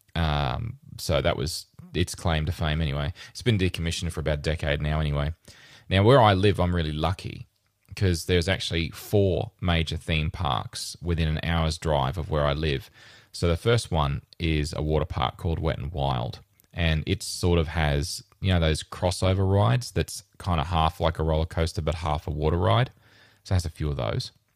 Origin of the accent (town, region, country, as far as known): Rockhampton, Queensland, Australia; born or raised there; now in Brisbane, Australia